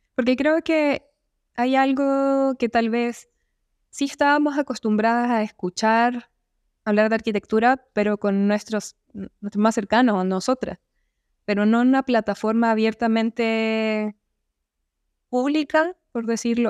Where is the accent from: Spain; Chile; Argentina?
Chile; yo soy arquitecta chilena